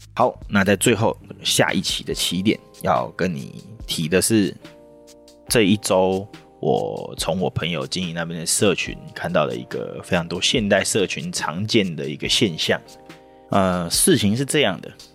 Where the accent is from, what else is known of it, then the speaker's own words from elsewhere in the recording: Taiwan; 我们台湾人的性格